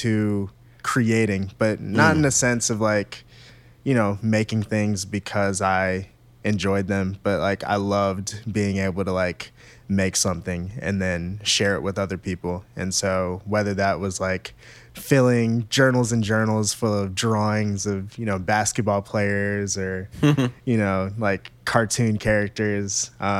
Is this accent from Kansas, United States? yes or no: no; Maryland, United States; For me, I grew up in Maryland, right between Baltimore and D.C.